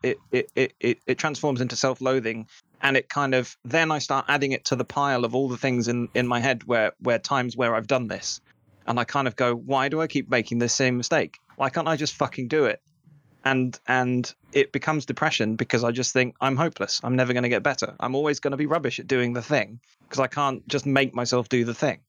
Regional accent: England, United Kingdom; we're English

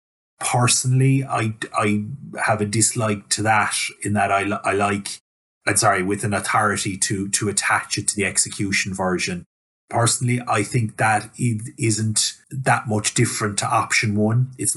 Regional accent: Ireland; as Irish lawyers, e-signature hasn't been front and centre in our practice

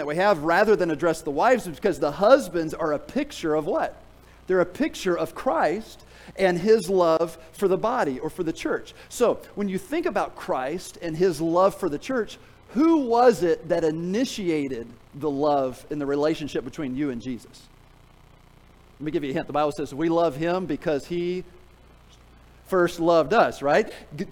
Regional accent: Tennessee, United States; I'm from Tennessee

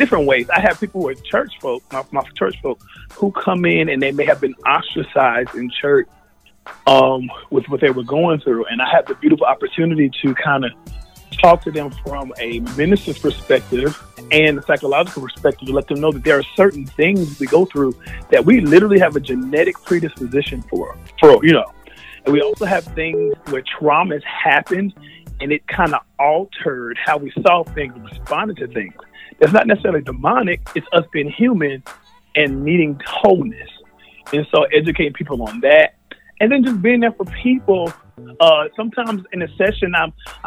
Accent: Charlotte, North Carolina, United States; I am from North Carolina, born and bred in Charlotte

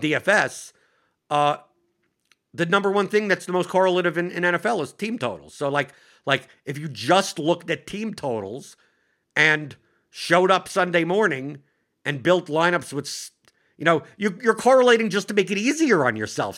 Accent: New York, United States; I'm just a New Yorker.

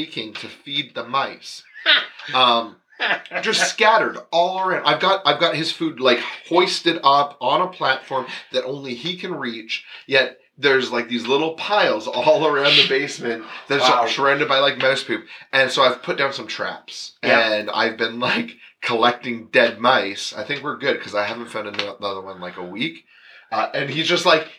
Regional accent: London, Ontario, Canada; I grew up in London, Ontario.

